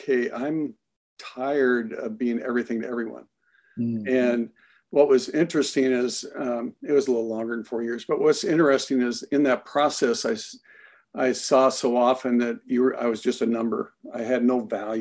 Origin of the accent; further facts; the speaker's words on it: Iowa, United States; moved away; I was born and raised in Iowa